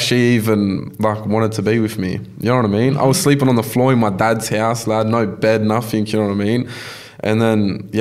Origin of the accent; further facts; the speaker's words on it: Campbelltown, New South Wales, Australia; also born or lived in Macquarie Fields; I'm from Campbelltown